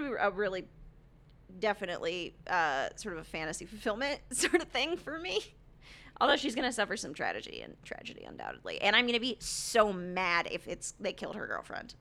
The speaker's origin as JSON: {"language": "English", "country": "United States", "said": "I'm an American"}